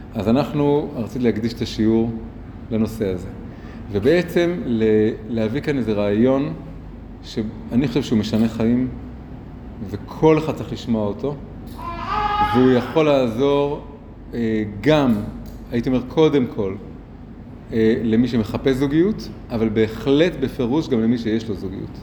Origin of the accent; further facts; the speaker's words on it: Tel Aviv, Tel Aviv District, Israel; moved away as an adult; also born or lived in Jerusalem; גדלתי פה ממש, אה, מרחק קרוב מאוד, ליד כיכר התרים, ברחוב הירקון, ואחרי זה ב- עוד מקומות באזור